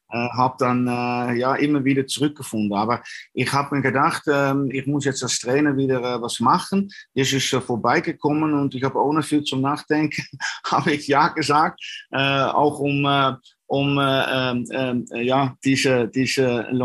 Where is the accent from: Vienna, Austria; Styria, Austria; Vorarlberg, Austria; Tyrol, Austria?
Vorarlberg, Austria; Dornbirn; Äh, es war auch nicht so weit von, äh, von meiner Heimat, von Dornbirn.